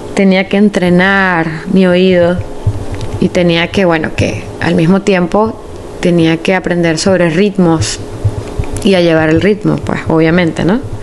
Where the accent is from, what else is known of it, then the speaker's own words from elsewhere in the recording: Caracas, Capital District, Venezuela; yo soy de Caracas, Venezuela